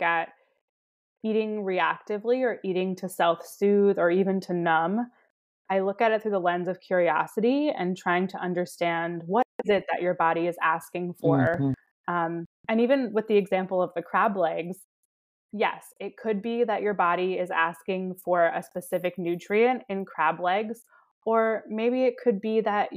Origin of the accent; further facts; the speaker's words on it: Baltimore, Maryland, United States; now in Los Angeles, United States; I grew up in Baltimore